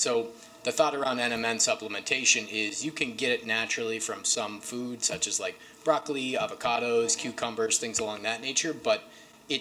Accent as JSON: {"language": "English", "town": "Akron", "region": "Ohio", "country": "United States", "tie": "born or raised there", "said": "So I grew up in an area that was really devastated by traditional pharmaceuticals and opioids. I'm from Akron, Ohio"}